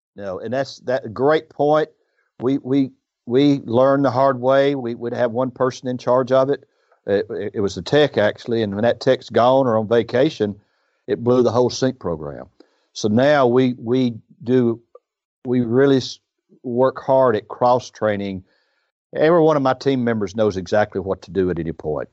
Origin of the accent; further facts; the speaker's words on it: Iuka, Mississippi, United States; I grew up in Iuka, uh, which is where his story is. It's up on the Tennessee River.